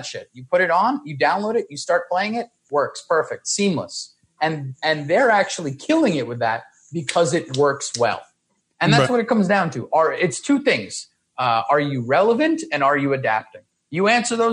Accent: New York City, New York, United States; I'm from New York City

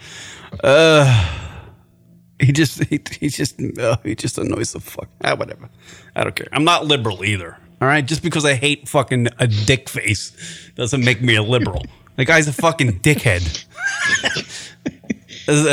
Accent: New York, United States; moved away; Growing up in New York

